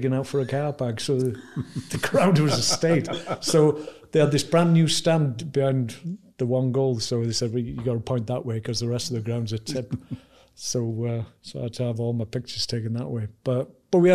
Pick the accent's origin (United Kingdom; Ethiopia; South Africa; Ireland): United Kingdom; Wales; as a Welshman